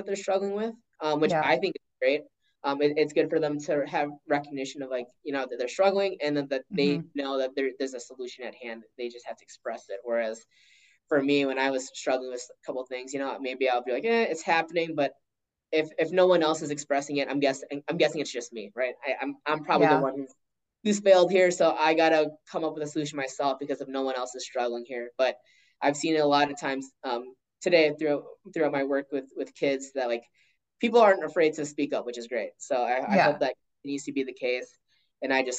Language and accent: English; Chaska, Minnesota, United States; as Filipino American, I was different